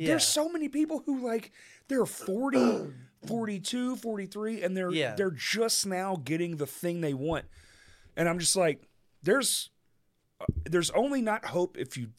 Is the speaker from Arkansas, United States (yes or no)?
yes; Bryant, Arkansas, United States; I grew up in Bryant a long time ago.